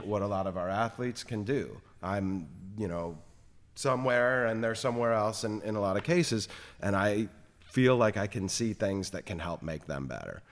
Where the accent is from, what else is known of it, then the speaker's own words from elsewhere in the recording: South Florida, United States; moved away; growing up in South Florida